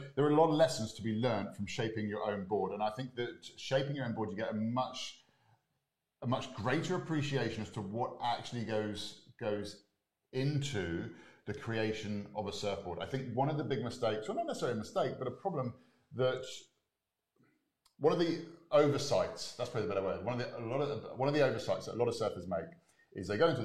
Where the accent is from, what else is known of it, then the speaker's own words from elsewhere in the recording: Exmouth, South West England, United Kingdom; moved away; I was originally from Exmouth in Devon